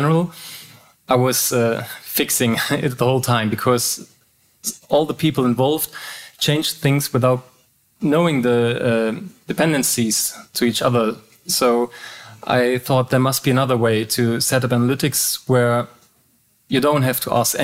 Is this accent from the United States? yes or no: no; Hamburg, Germany; English is a second language; I was born and raised in Hamburg, the northern part of Germany.